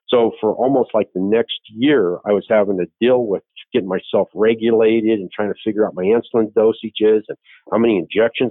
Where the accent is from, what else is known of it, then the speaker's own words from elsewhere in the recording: Phoenix, Arizona, United States; also born or lived in Williams Air Force Base, Arizona / Scottsdale / Chandler / Yuma; I am a native Arizonan, and I was born at Williams Air Force Base.